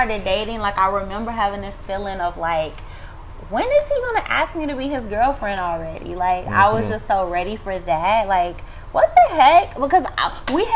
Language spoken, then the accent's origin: English; Chicago, Illinois, United States; moved away as an adult; also born or lived in Orlando, Florida; I'm originally from Chicago, Illinois, and I had moved back to Florida